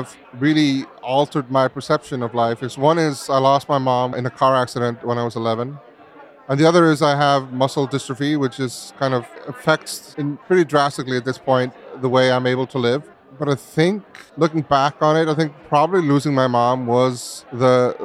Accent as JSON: {"language": "English", "country": "Iceland", "tie": "born or raised there", "said": "I was growing up in Iceland in a beautiful surrounding, very free."}